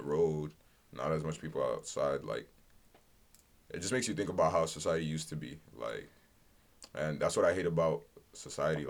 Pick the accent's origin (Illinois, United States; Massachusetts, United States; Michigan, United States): Massachusetts, United States; Brockton; also born or lived in Medford, Massachusetts; Before that, I lived in Brockton